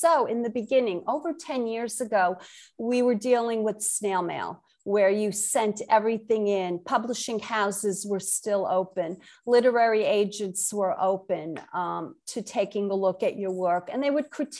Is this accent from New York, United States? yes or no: yes; New York City, New York, United States; accent: Brooklyn; also born or lived in Connecticut / Massachusetts; now in Jupiter, United States; born and raised in Brooklyn, New York. I still have my Brooklyn accent.